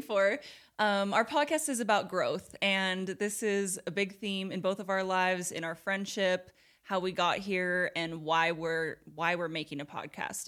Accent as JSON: {"language": "English", "town": "Portland", "region": "Oregon", "country": "United States", "tie": "born or raised there", "moved": "as an adult", "lives_now": "Utah, United States", "said": "I was born and raised in Portland, Oregon, and I lived there my whole life until I was twenty-two."}